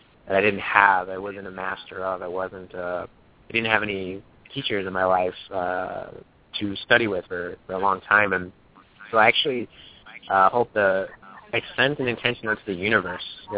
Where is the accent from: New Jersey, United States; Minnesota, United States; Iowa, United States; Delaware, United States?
Minnesota, United States; St. Paul; I grew up in St. Paul, Minnesota